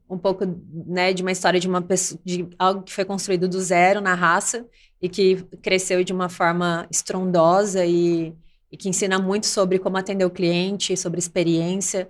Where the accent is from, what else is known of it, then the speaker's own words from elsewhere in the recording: Cuiabá, Mato Grosso, Brazil; Eu sou de Cuiabá, Mato Grosso